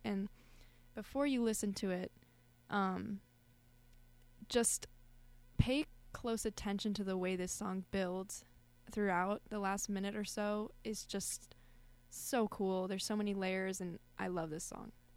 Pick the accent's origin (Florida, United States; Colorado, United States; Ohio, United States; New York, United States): Colorado, United States; moved away; I'm from Colorado.